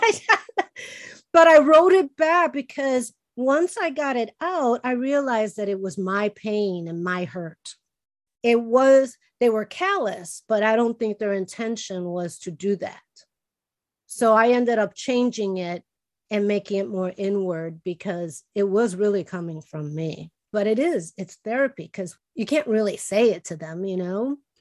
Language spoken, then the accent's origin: English; Chicago, Illinois, United States; first language Spanish; English is a second language; moved away; I was born and raised in Chicago, but we always spoke with Spanish at home